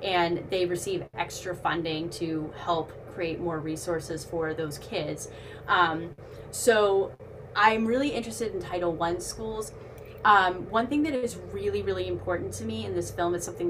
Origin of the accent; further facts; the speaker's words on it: Boston, Massachusetts, United States; I'm from Boston